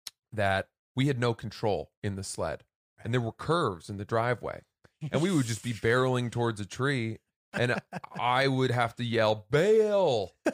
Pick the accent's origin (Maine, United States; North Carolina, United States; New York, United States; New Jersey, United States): Maine, United States; So we grew up in Maine, we have a long dirt driveway, which sounds fancier than it is.